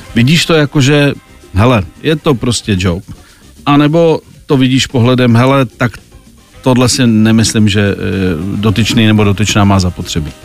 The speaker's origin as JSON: {"language": "Czech", "country": "Czechia", "said": "u nás v Čechách"}